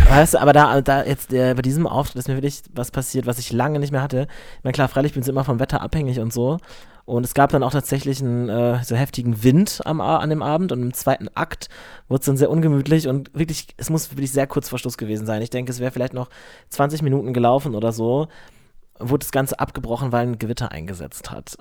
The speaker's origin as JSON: {"language": "German", "region": "Lower Saxony", "country": "Germany", "moved": "yes", "lives_now": "Cologne, Germany", "said": "nach Niedersachsen, wo ich herkomme"}